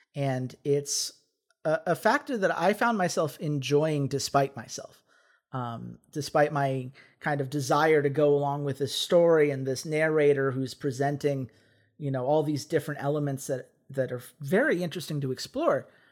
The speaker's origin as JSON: {"language": "English", "town": "Atlanta", "region": "Georgia", "country": "United States", "tie": "born or raised there", "said": "growing up in Atlanta"}